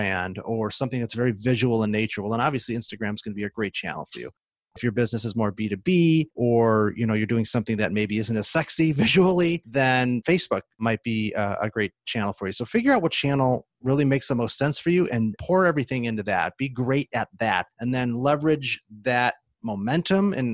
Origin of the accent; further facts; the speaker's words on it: Chicago, Illinois, United States; moved away as an adult; now in Seattle, United States; I'm originally from the Chicagoland area, suburbs